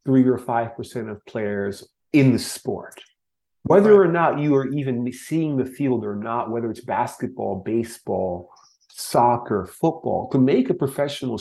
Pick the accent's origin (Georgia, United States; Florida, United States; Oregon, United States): Florida, United States; growing up in Florida